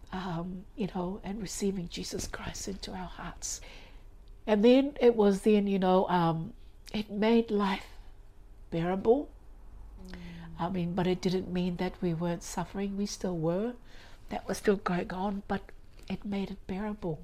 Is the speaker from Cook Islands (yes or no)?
yes; Avarua, Cook Islands; I was born here in Rarotonga